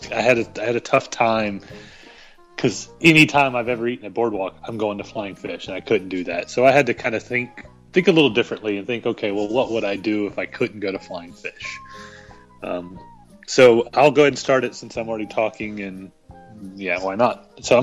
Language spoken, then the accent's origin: English; the South, United States; I'm from the South. I love biscuits and gravy.